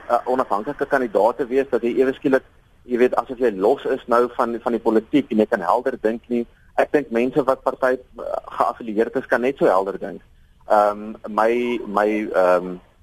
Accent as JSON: {"language": "Afrikaans", "country": "South Africa", "said": "Ek self beskou myself as 'n Afrikaner seun"}